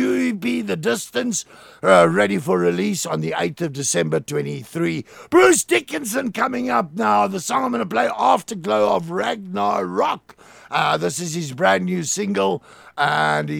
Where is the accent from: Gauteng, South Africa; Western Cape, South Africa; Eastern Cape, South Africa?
Western Cape, South Africa; Plettenberg Bay; my hometown, MCFM 90.3, Plettenberg Bay